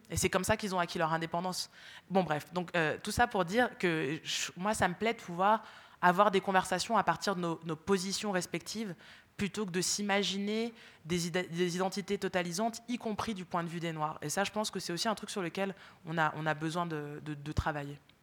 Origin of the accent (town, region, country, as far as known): France; born or raised there